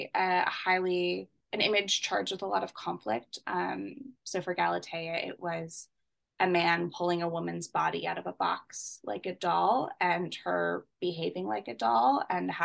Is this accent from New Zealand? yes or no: no; Canada; I'm Canadian.